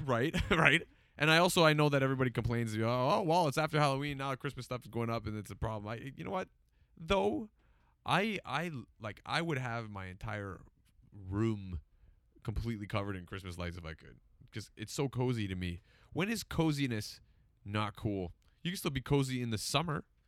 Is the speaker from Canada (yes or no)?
yes; Toronto, Ontario, Canada; moved away as an adult; now in Newmarket, Canada; I grew up in Scarborough